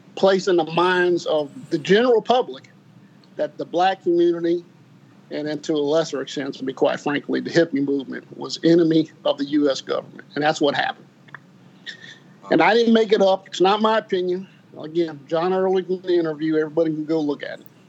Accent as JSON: {"language": "English", "town": "New Orleans", "region": "Louisiana", "country": "United States", "tie": "born or raised there", "also_born_or_lived": "Ohio", "said": "born in Ohio. Uh, we, we, we grew up in Ohio till about 12, 12 years old. My mother uh, moved to New Orleans, and uh, that's kind of where I grew up. Went to high school there"}